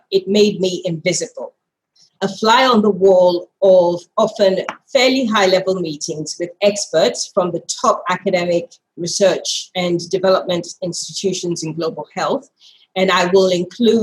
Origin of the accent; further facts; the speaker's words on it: Greater Accra, Ghana; moved away; I am Ghanaian. I'm a Ga woman, as they say, and very proudly so. I have fond memories of a childhood constantly annoying my grandmother